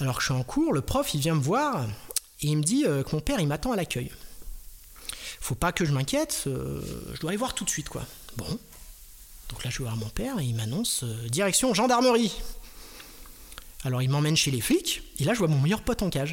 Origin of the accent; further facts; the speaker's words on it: Strasbourg, Grand Est, France; je viens de Strasbourg